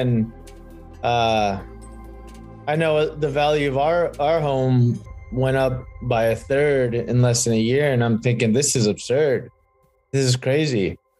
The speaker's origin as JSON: {"language": "English", "town": "Atlanta", "region": "Georgia", "country": "United States", "tie": "born or raised there", "said": "I grew up over off Bolin and Bankhead. And if you go there now, it's called the quote unquote upper west side, or West Atlanta, West."}